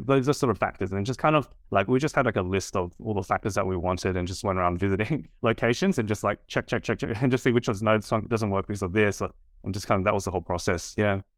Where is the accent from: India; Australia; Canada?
Australia; Sydney, New South Wales; I was, uh, born and raised in Sydney.